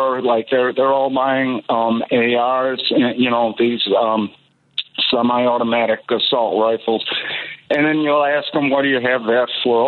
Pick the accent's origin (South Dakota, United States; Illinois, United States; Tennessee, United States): Illinois, United States; Chicago; I grew up in Albany Park. It was a really bad neighborhood during the 80s and 90s.